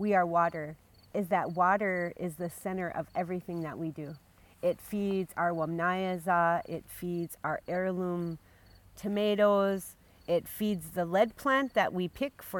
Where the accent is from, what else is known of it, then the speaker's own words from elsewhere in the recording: Big Coulee district, Lake Traverse Reservation, South Dakota, United States; I'm from Bakuli here